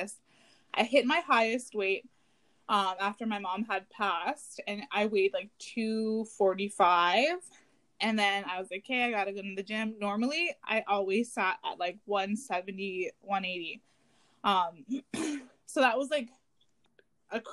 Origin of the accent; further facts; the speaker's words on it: Garden River, Ontario, Canada; now in Toronto, Canada; I'm originally from Garden River